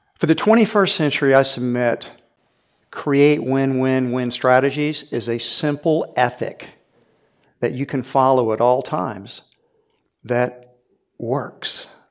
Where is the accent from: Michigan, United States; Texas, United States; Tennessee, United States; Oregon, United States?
Texas, United States; Houston; I grew up in Houston, Texas, and so I saw this when I was a little boy.